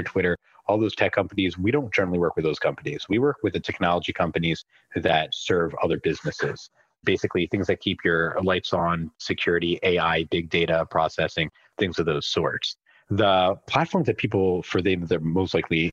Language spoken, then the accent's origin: English; Philadelphia, Pennsylvania, United States; I was born and raised in Philly